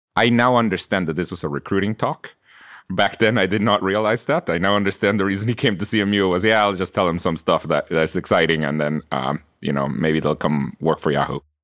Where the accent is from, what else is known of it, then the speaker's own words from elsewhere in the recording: Guatemala; English is a second language; moved away as an adult; now in United States; I was born in Guatemala, and I, I grew up there. And I came to college here in the U S